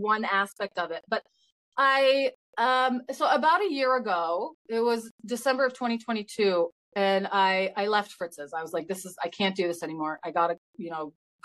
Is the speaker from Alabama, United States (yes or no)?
no; Michigan, United States; now in Canada; I'm from Michigan originally, actually. So when I go back there to visit my family